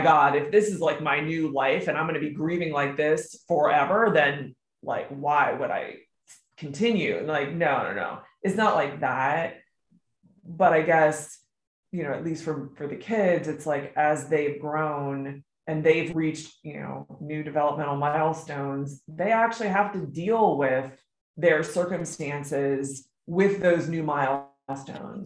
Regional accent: Maryland, United States; I grew up in Maryland

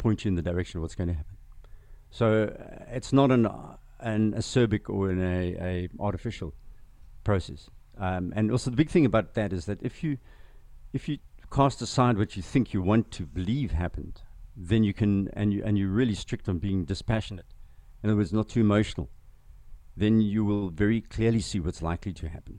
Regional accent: KwaZulu-Natal, South Africa; first language Zulu; English is a second language; also born or lived in Zimbabwe / Boston / San Francisco / Palo Alto; You know, I grew up on a farm in KZN. I grew up speaking Zulu first, my first language.

